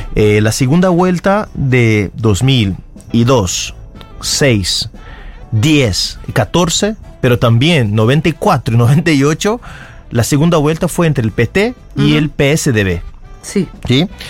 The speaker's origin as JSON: {"language": "Spanish", "country": "Brazil"}